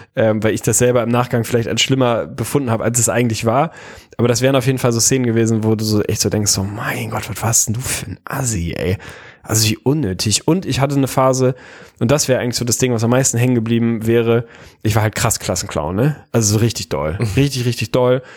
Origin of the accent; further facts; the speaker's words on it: Lüneburg, Lower Saxony, Germany; ich bin in Lüneburg groß geworden